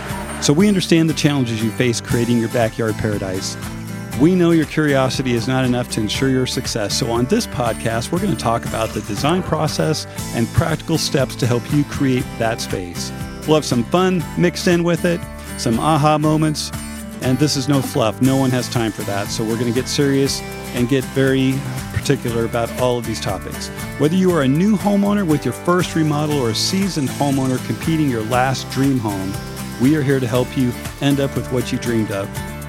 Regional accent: Idaho, United States; now in North Texas, United States; I'm from Idaho.

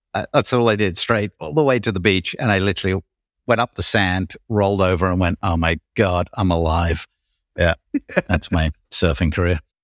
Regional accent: United Kingdom; I'm Brit

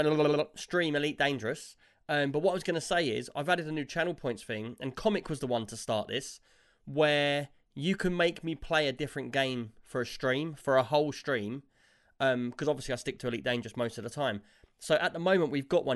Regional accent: England, United Kingdom

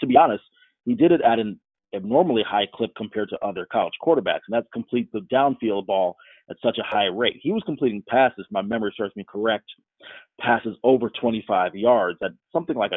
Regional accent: Tampa, Florida, United States; my hometown of Tampa, Florida

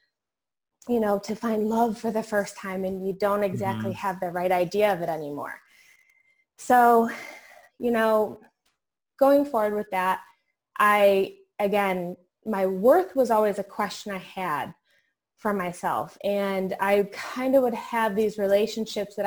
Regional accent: New York, United States; now in Virginia, United States; I'm actually from New York originally. I'm now here in Virginia

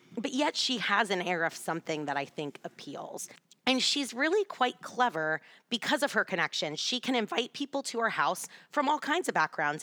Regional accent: Texas, United States; now in Washington, D.C., United States; growing up in Texas

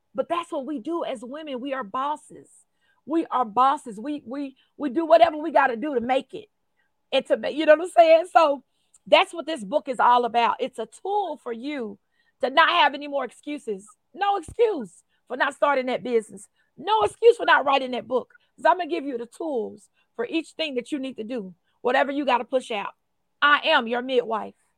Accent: Post, Texas, United States; I grew up in Post, Texas

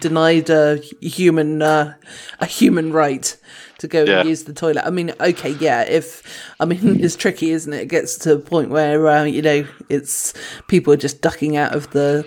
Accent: United Kingdom; we're British

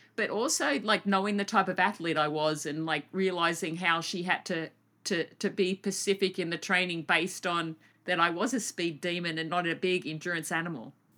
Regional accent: Australia; my home country

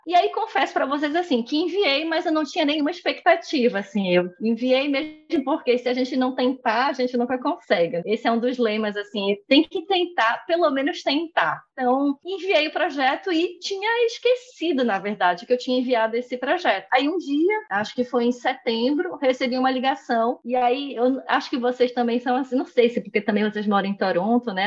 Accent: Belém, Pará, Brazil; moved away as an adult; now in Recife, Brazil; eu saí de Belém e vim morar em Recife

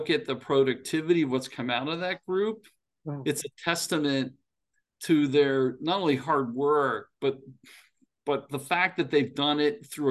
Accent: State College, Pennsylvania, United States; moved away; I grew up in State College

